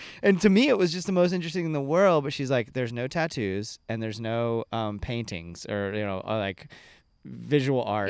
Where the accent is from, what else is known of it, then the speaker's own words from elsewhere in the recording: Ocala, Florida, United States; I grew up in Ocala.